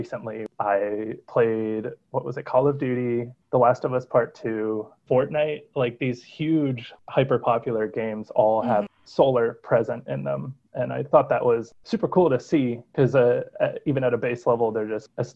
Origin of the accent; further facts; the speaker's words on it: Youngstown, Ohio, United States; Growing up in Youngstown, it was just your typical Rust Belt community